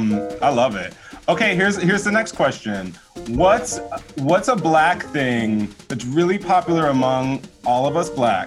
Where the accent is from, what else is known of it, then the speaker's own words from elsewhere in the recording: Houston, Texas, United States; Cause you know I'm from Houston.